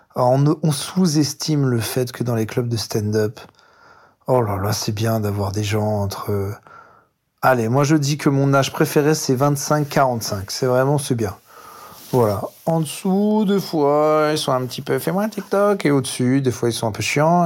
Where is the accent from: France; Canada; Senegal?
France; also born or lived in Paris; on vient de France, hein, on est à Paris dans le 18e